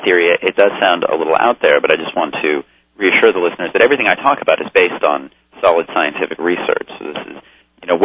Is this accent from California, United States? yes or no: yes; Los Angeles, California, United States; I grew up in Los Angeles and had very liberal parents.